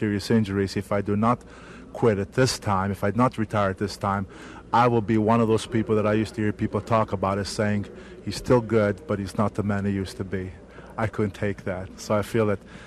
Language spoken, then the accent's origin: English; Abruzzo, Italy; now in United States; I came from Abruzzi, Italy, small town in the mountains